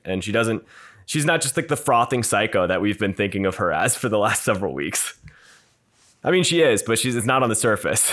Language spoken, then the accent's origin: English; Minneapolis, Minnesota, United States; I'm a Minnesotan, uh, from Minneapolis